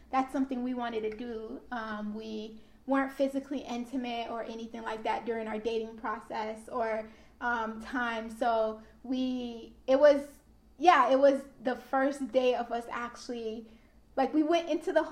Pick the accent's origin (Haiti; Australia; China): Haiti; now in Florida, United States; ever since I came from Haiti to Florida, I've never been anywhere outside of Florida